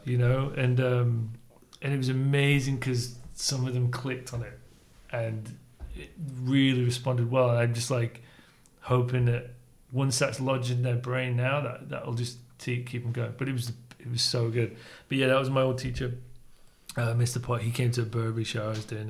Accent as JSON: {"language": "English", "town": "Leeds", "region": "Yorkshire and the Humber", "country": "United Kingdom", "tie": "born or raised there", "also_born_or_lived": "Spain", "said": "I grew up in Leeds."}